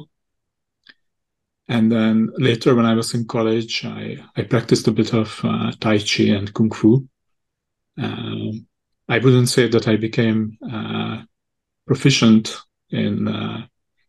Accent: Hungary; also born or lived in Chennai, India; I'm actually from Hungary originally.

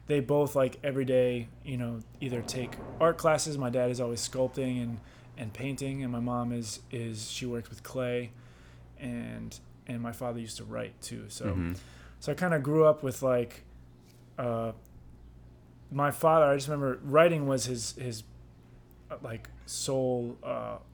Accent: Goshen, New York, United States; now in New York City, United States; I'm from Hudson Valley in New York State. I grew up in a town called Goshen, New York

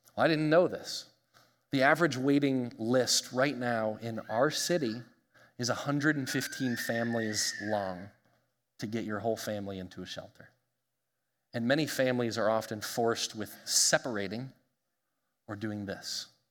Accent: United States; we as the American church

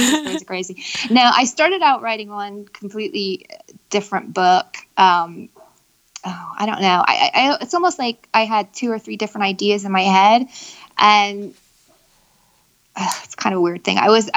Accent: Pennsylvania, United States; moved away as an adult; also born or lived in New York City; now in London, United Kingdom; Pennsylvania. Small town. And then I lived in New York City for 10 years.

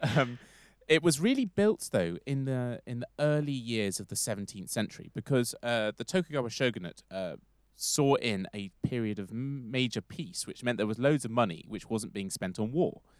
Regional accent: London, United Kingdom; London, because I'm from there

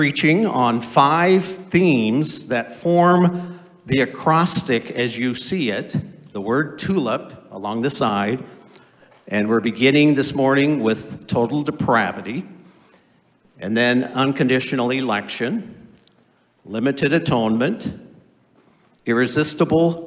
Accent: Orange City, Iowa, United States; moved away as an adult; also born or lived in Holland, Michigan; I grew up in Orange City, Iowa, and the town always sponsored a tulip time festival

